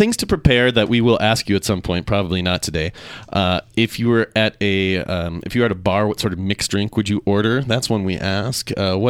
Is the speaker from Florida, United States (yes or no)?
no; Minnesota, United States; also born or lived in Seattle; now in Salt Lake City, United States; I grew up in Minnesota and then I came here via Seattle